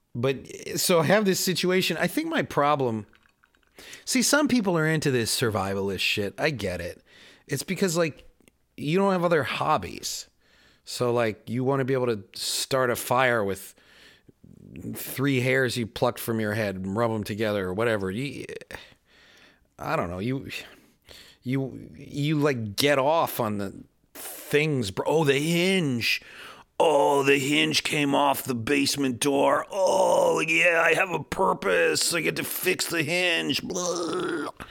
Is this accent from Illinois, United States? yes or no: yes; Chicago, Illinois, United States; moved away; also born or lived in Queens, New York; I'm a city boy. I grew up in Chicago